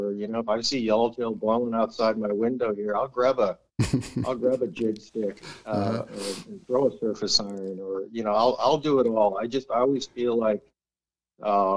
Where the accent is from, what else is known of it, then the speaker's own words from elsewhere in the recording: Gardena, California, United States; growing up in Gardena